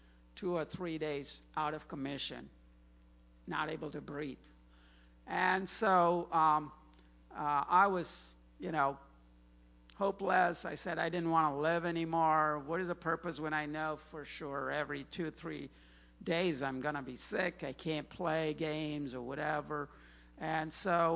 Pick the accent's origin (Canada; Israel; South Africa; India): India; Chennai, Tamil Nadu; moved away as an adult; also born or lived in Ames, Iowa / Clemson, South Carolina; now in Virginia, United States; I was an international student, came from Chennai, India